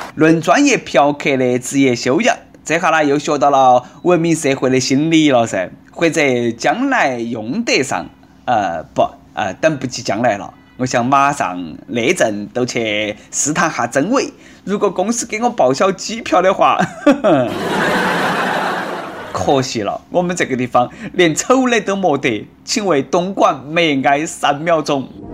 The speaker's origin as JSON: {"language": "Chinese", "region": "Sichuan", "country": "China", "accent": "Sichuanese (Nanchong dialect)", "said": "我是来自F M一零零四南充综合广播的主持人"}